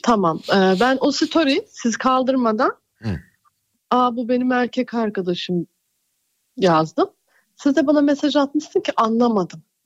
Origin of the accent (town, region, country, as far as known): Denizli, Turkey